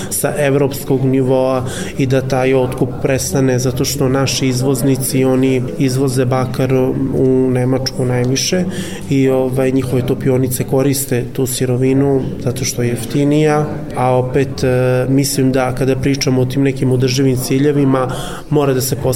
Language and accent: Croatian; Vojvodina, Serbia; ja sam iz Vojvodine, iz malog sela dolazim